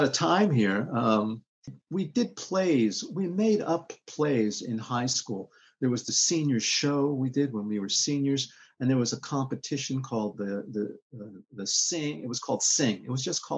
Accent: New York City, New York, United States; also born or lived in Bronx, New York; I was born in the Bronx. I moved to Queens when I was 3 years old. And I was in Queens until I went to college when I was about 17

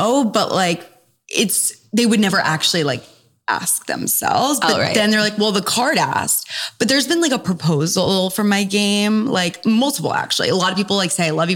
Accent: New York City, New York, United States; also born or lived in Durham, North Carolina; Born and raised in New York City

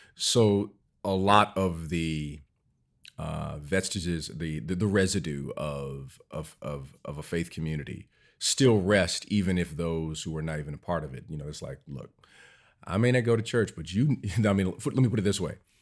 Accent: Cleveland, Ohio, United States; I grew up in Cleveland, Ohio

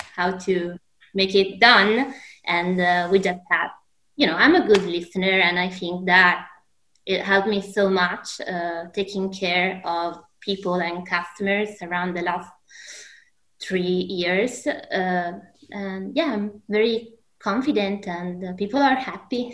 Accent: Alessandria, Piedmont, Italy; I'm originally from Alessandria

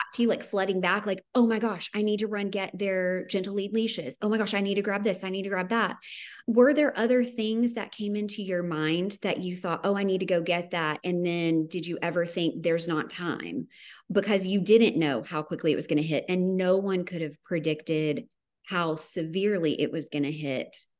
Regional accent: Tennessee, United States; I'm from Tennessee.

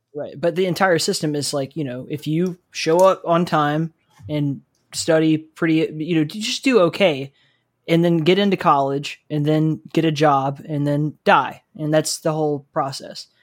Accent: South Alabama, United States; I grew up in South Alabama

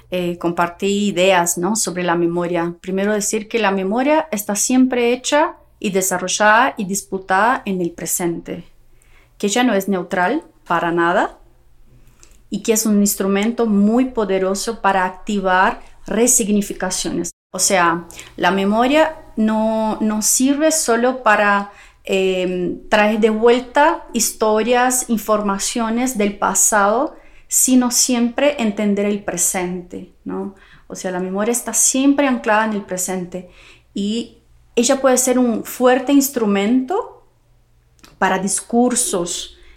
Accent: Brazil; hija de Dueña Banda, madre de Ana Clara, historiadora, museóloga brasileña.

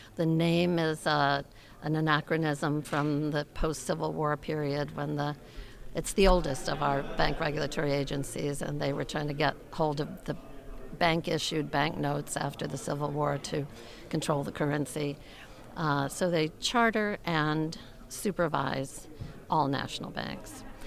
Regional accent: Connecticut, United States; I grew up in Connecticut

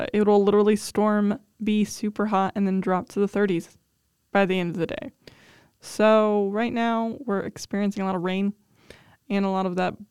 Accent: south of Cleveland, Ohio, United States; being born and raised in Ohio

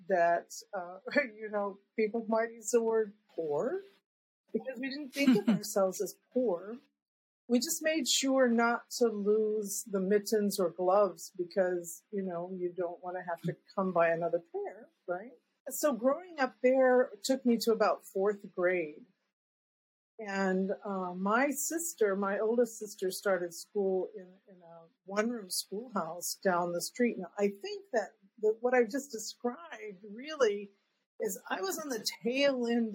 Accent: Claremore, Oklahoma, United States; I was born in 1953 in Oklahoma

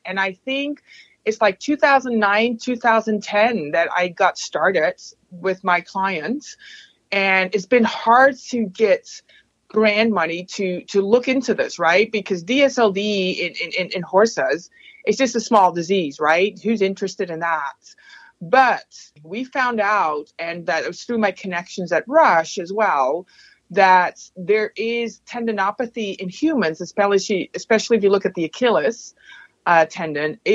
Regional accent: Netherlands; moved away as an adult; also born or lived in Utrecht, Netherlands / Mississippi, United States / Indiana, United States; now in Madison, United States; I am Dutch, so I grew up in the Netherlands

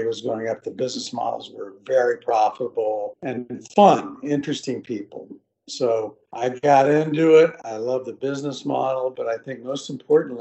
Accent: Central Florida, United States; moved away as an adult; also born or lived in Arkansas; I grew up in Central Florida

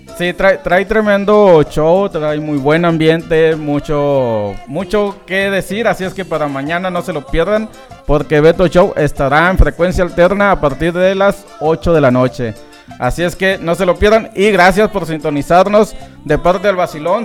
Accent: Los Mochis, Sinaloa, Mexico; born or raised there

